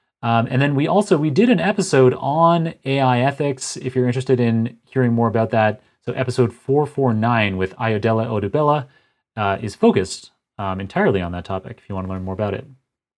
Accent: Canada; So as a Canadian, I strongly support your choices here.

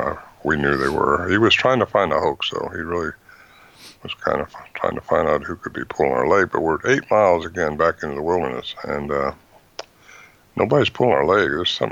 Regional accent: Fortuna, California, United States; I was raised up in Fortuna, actually, close to where that was.

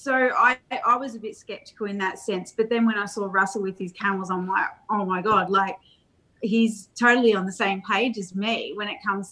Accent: Australia; we're from Australia

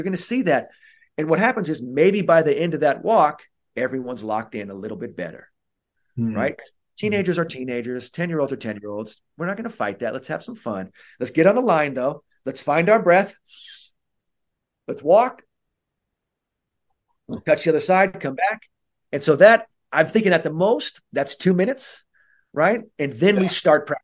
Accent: San Francisco, California, United States; I'm from San Francisco

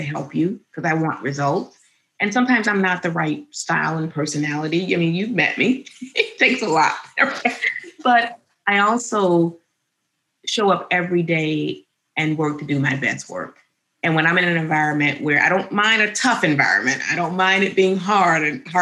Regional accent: Birmingham, Alabama, United States; We grew up in Alabama, Birmingham, Alabama

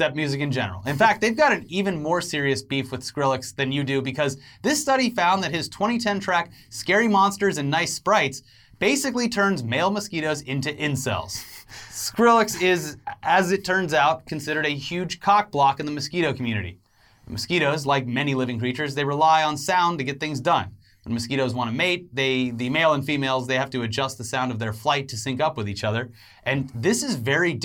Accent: Florida, United States; I grew up in Florida.

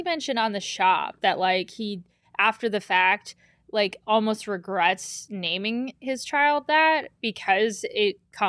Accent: Cleveland, Ohio, United States; I remember I grew up in the Cleveland area.

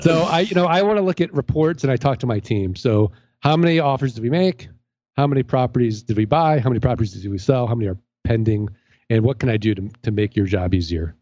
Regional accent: St. Louis, Missouri, United States

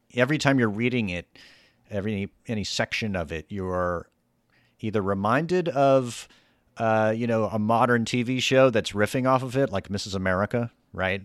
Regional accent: the South, United States; I grew up in the South

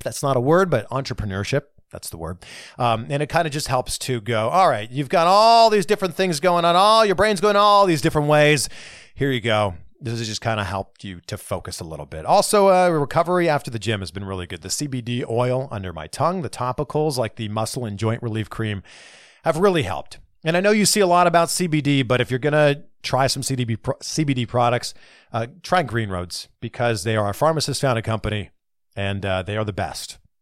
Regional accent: Pickering, Ontario, Canada; we both grew up very close to each other. I'm from Pickering

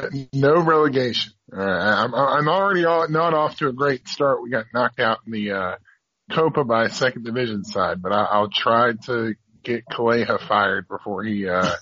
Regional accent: North Carolina, United States; here in my home state of North Carolina

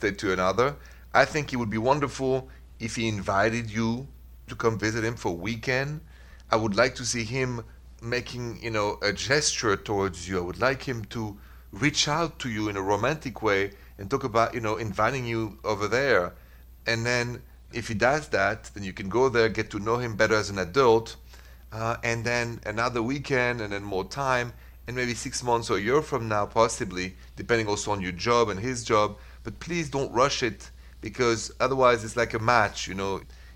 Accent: France; accent: thick French; English is a second language; moved away; that's where I'm from. And my accent is so thick anyway, I can't hide it.

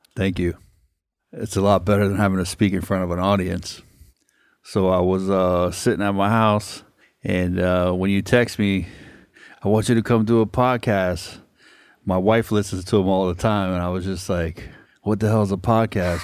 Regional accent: Hollywood, Florida, United States; I'm a native South Floridian, and I was born and raised in Hollywood.

